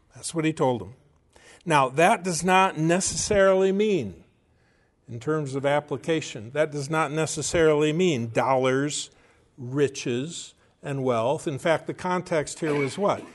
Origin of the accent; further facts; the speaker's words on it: United States; as Americans and as American Christians